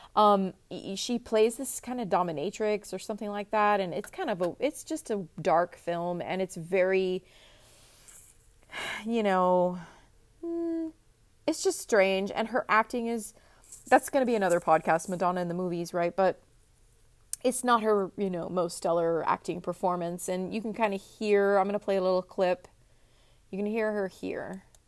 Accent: Texas, United States; I'm from Texas, grew up in Texas, and, um, live in Texas right now

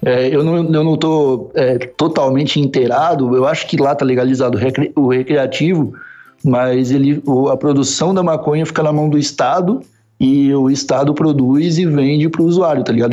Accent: South Region, Brazil; moved away as an adult; also born or lived in São Paulo / Osasco; now in Lisbon, Portugal; do sul do Brasil.

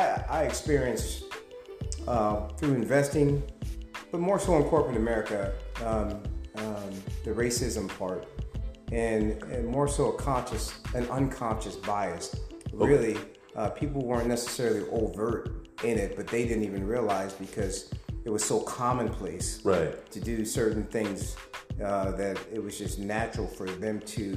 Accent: New York, United States; moved away as an adult; now in California, United States; I'm a New Yorker, so I was born and raised in New York. At the age of 19, I moved to California and finished college.

